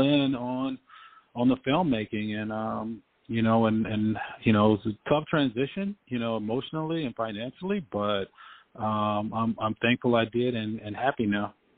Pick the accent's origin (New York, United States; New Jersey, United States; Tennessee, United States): Tennessee, United States; Memphis; growing up in Memphis, you know, I, I played football